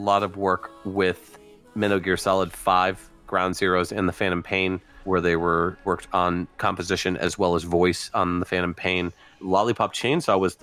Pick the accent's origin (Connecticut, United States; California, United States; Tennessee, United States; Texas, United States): Connecticut, United States; I'm from Connecticut